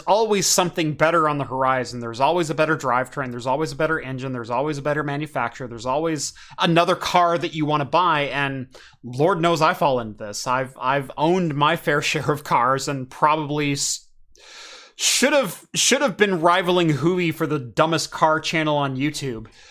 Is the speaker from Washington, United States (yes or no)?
no; Eugene, Oregon, United States; I grew up in Eugene